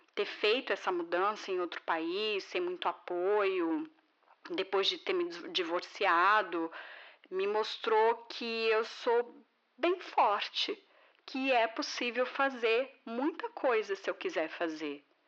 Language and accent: Portuguese; Brazil; moved away as an adult; now in Porto, Portugal; Como brasileira e imigrante